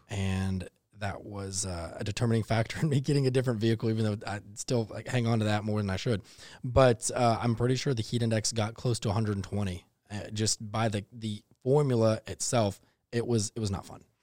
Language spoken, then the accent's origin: English; Texas, United States; now in Savannah, United States; growing up in Texas